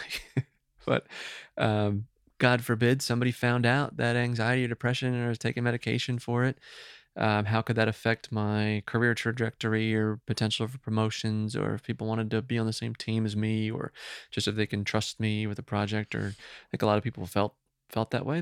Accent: Woodbridge, New Jersey, United States; moved away; from New Jersey originally

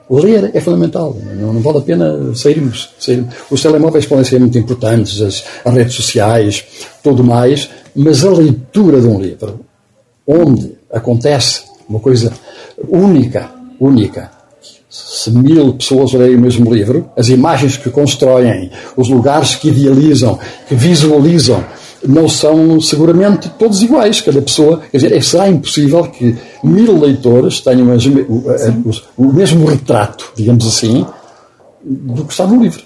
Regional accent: Oliveira do Hospital, Centro, Portugal; moved away; a casa onde eu nasci, que agora, que agora é um pequeno palacete, na altura era um monte de ruínas, onde eu fui criado

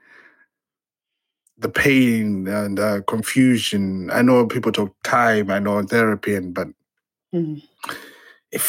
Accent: Zimbabwe; moved away; I'm originally from Zimbabwe.

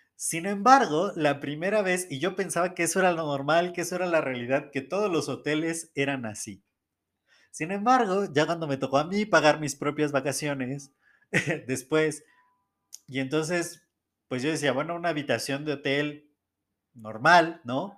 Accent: Mexico City, Mexico; yo nací en el Estado de México, muy cerca de la Ciudad de México, y toda mi vida he vivido aquí en Ciudad de México.

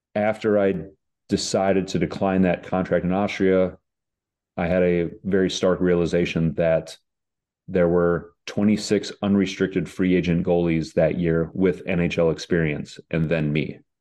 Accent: United States; I went over there as an American

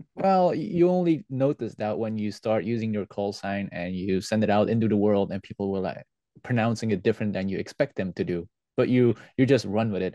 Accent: West Flanders, Belgium; English is a second language; we are from the West Flanders and that's why it's real difficult for us to say the G and the H. That's why the G sounds like an H for me.

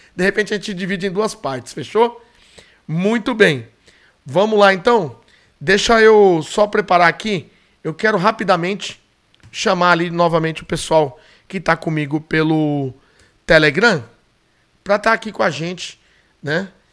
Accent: São Paulo, Brazil; onde eu morava, onde eu nasci, na zona norte de São Paulo, na Vila Maria

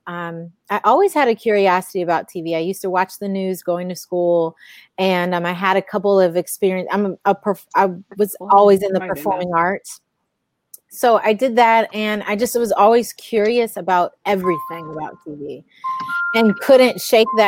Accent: Cleveland, Ohio, United States; moved away as an adult; also born or lived in Southern California; now in California, United States; My hometown is Cleveland, Ohio, the land

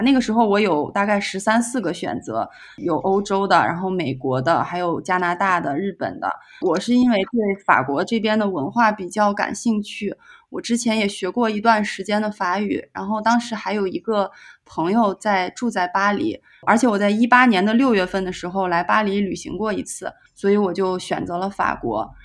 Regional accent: Xi'an, Shaanxi, China; moved away as an adult; now in Bordeaux, France; 我也是西安人

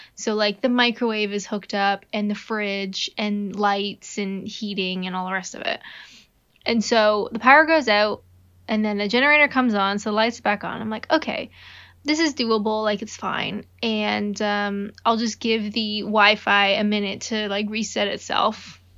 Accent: Canada; I'm Canadian.

